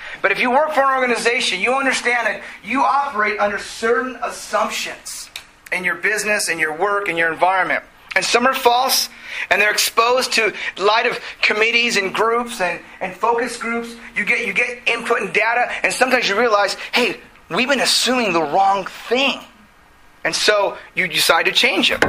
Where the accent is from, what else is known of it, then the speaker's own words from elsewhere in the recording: South Gate, California, United States; I grew up in Southgate, so I went back to the what's up to my hometown